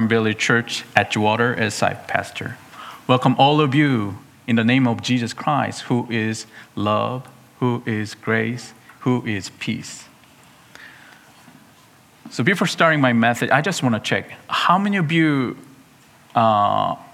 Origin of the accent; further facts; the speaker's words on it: South Korea; moved away; my home country, Korea, South Korea